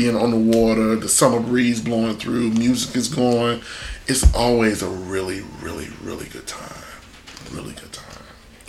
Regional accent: Chicago, Illinois, United States; moved away; because I'm from Chicago, and it's what we do. It's what I've done my entire life.

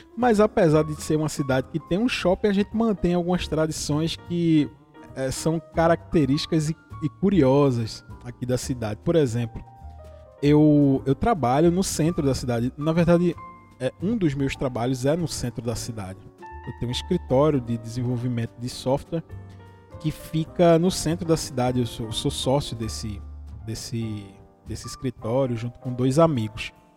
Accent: Vitória de Santo Antão, Pernambuco, Brazil; Eu sou do interior de Pernambuco. Eu sou de uma cidade que se chama Vitória de Santo Antão

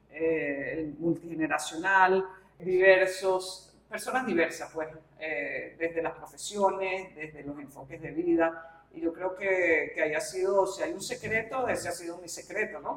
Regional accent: Caracas, Capital District, Venezuela; yo me considero pues caraqueña, venezolana, tengo sentido de arraigo

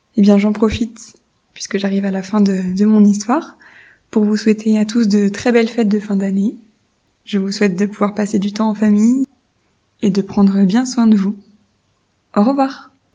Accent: France; j'ai 28 ans et je suis française.

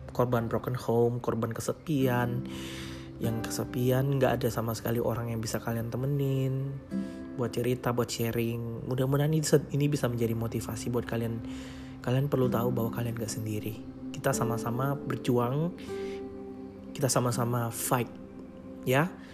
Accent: Makassar, South Sulawesi, Indonesia; now in Samarinda, Indonesia; Jadi aku lahir di Makassar. Aku anak tunggal. Nah, aku nggak punya saudara sama sekali. Aku saat ini tinggal di Samarinda. Asliku sebenarnya di Makassar

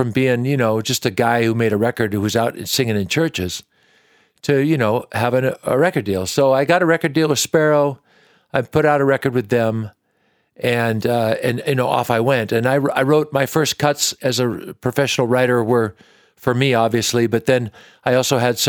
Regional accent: Washington, United States; I grew up in Washington State.

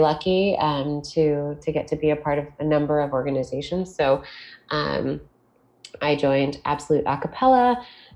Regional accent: Toronto, Ontario, Canada; I am from Toronto, Ontario, Canada

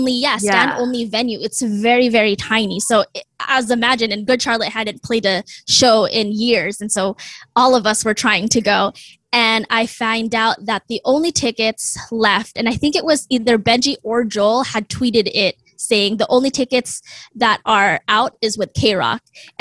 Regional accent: Philippines; now in United States; I'm Filipino American, and I am super, super proud of my heritage. I immigrated to the U.S. in the 90s, and I grew up in a really strict, toxic environment.

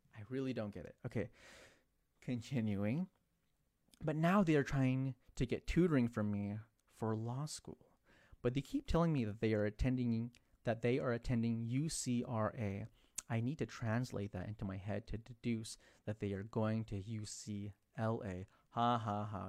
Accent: San Jose, California, United States; San Jose, my hometown, San Jose

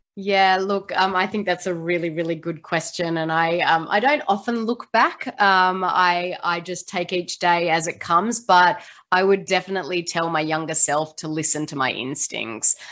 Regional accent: Australia; now in Seattle, United States; I don't sound like I'm from the US. I am from Australia, but I do live in Seattle, Washington, um, in the US

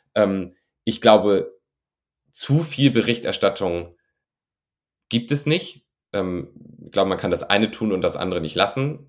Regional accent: rural northern Germany, Germany; now in Cologne, Germany; Ich wohne in, ich wohne in Köln, ich bin natürlich auch für Drehs auf den großen Städten unterwegs. Das ist ein anderes Leben als da, wo ich herkomme vom norddeutschen Land

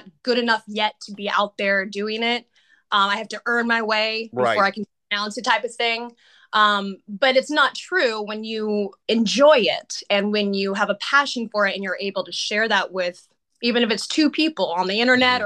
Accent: Santa Rosa, California, United States; moved away as an adult; also born or lived in Los Angeles; I eventually went to a theater arts program in the Santa Rosa Junior College, in my hometown

